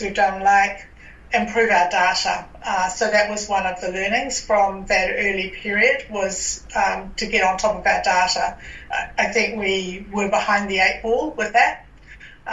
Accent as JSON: {"language": "English", "country": "New Zealand", "moved": "yes", "lives_now": "Australia", "said": "I'm from New Zealand."}